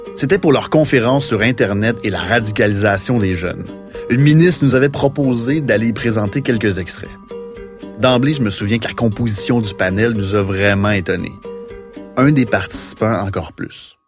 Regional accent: Saint-Jean-sur-Richelieu, Quebec, Canada; je viens de Saint-Jean-sur-Richelieu, du moins la région de Saint-Jean-sur-Richelieu

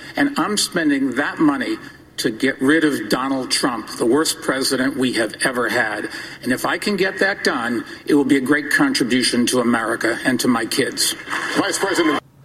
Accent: New York City, New York, United States; I'm a New Yorker

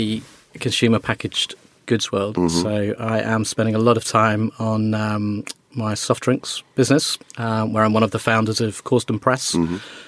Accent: Wolverhampton, West Midlands, United Kingdom; I grew up in Wolverhampton

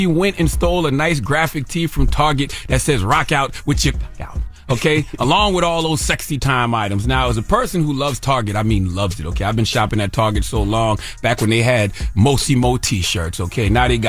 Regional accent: South Carolina, United States; You know I'm from South Carolina. I'm in the roots and stuff.

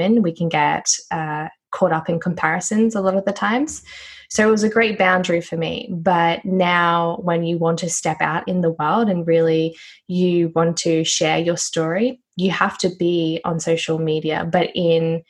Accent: Noosa, Queensland, Australia; I am from Queensland, Australia. It's a place called Noosa.

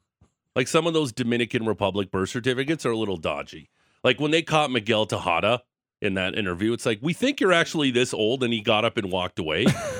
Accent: Niagara Falls, Ontario, Canada; I was born in Niagara Falls

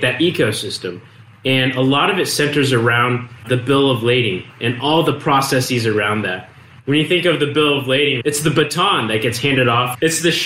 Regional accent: Fremont, California, United States; I grew up in Fremont, California.

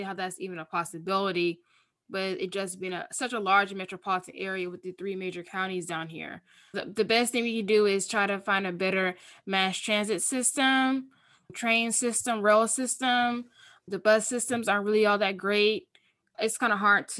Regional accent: West Park, Florida, United States; I grew up in West Park, a small city in South Florida.

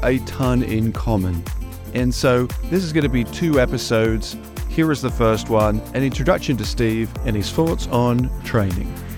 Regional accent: England, United Kingdom; now in United States; I am originally from England

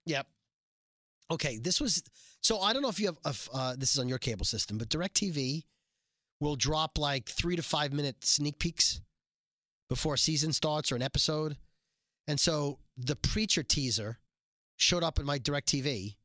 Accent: Brooklyn, New York, United States; we were raised in Brooklyn

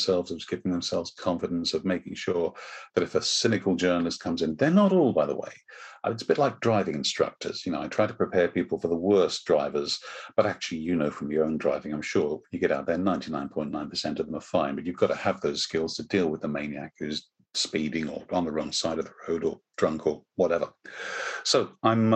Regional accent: United Kingdom; I am British

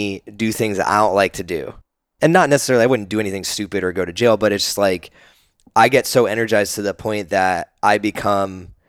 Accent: New Jersey, United States; now in Austin, United States; I grew up in New Jersey

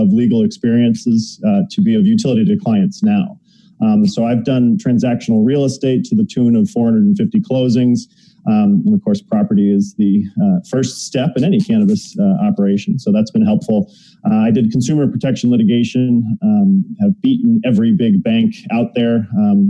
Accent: Massachusetts, United States; I am a native masshole

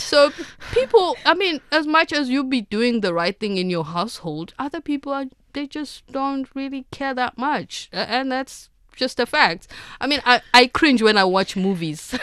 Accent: South Africa; as a South African

